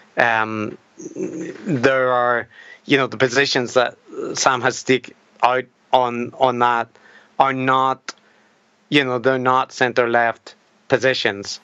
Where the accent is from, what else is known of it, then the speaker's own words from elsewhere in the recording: Northern Ireland, United Kingdom; as a Northern Irish person with a beard